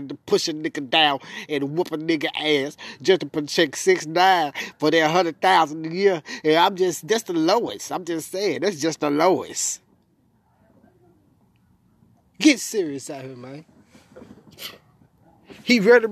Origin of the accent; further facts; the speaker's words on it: Memphis, Tennessee, United States; I was brought up in Memphis. North Memphis, to be exact.